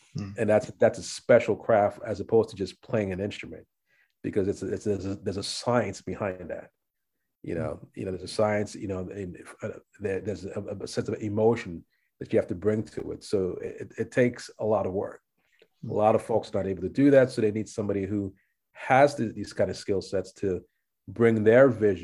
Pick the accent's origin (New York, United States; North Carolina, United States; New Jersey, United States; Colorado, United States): New York, United States; New York City; also born or lived in Los Angeles; I'm a New Yorker